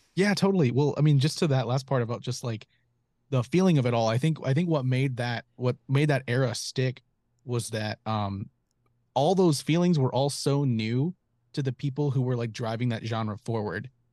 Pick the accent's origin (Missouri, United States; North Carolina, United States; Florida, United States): North Carolina, United States; Charlotte; moved away as an adult; also born or lived in Raleigh, North Carolina; now in Los Angeles, United States; I'm from, from Charlotte, like kind of south-ish Charlotte, um, like Providence, Ballantine area